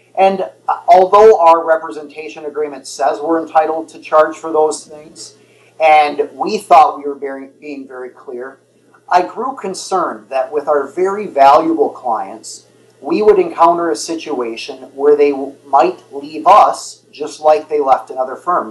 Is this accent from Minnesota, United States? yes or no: yes; Twin Cities area, Minnesota, United States; I grew up in the Twin Cities area.